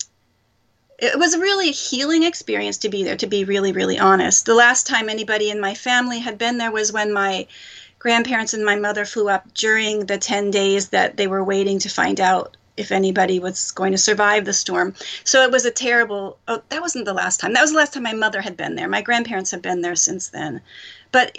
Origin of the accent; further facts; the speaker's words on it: Philadelphia, Pennsylvania, United States; now in Japan; I'm from Philadelphia. Mm-hmm. That's where I grew up